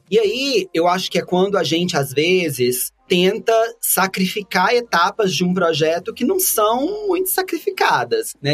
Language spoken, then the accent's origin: Portuguese; Brazil; a gente é brasileiro